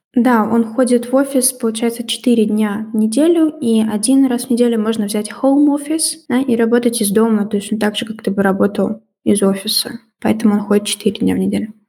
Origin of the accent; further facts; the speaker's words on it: Russia; moved away as an adult; also born or lived in Georgia / Belarus; now in Belgium; Они спрашивают, откуда я, я говорю, из России.